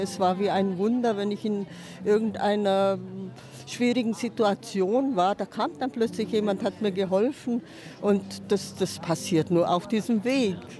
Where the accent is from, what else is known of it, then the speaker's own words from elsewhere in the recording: Leinfelden-Echterdingen, Baden-Württemberg, Germany; sonst bin ich in der Nähe von Stuttgart, Leinfelden, Echterdingen